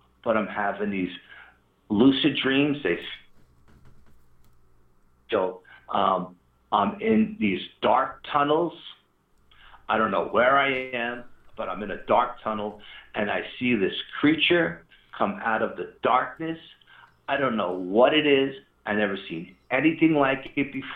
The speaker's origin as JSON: {"language": "English", "region": "New York", "country": "United States", "said": "we're from New York"}